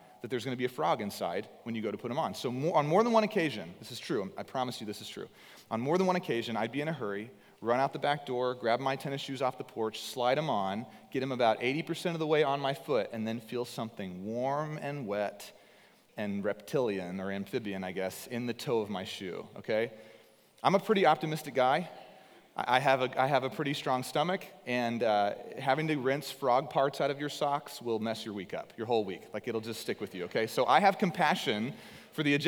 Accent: East Texas, United States; I was born in East Texas, moved to Southeast Texas for my first full-time job with my wife

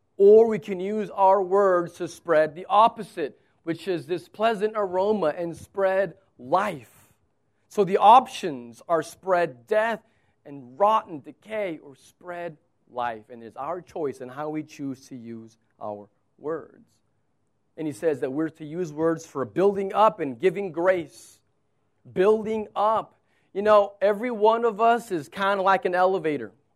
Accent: United States; I'm an American

